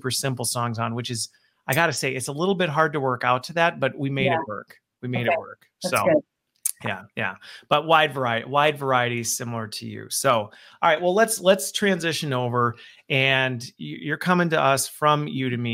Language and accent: English; Midwest, United States; also born or lived in Waukesha, Wisconsin; us Midwesterners